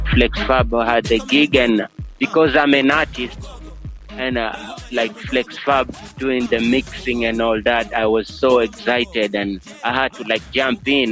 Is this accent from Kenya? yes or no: yes; Coast, Kenya; first language Giriama; English is a second language; Giriama, that's my local language here, my mother language, spoken in Coast here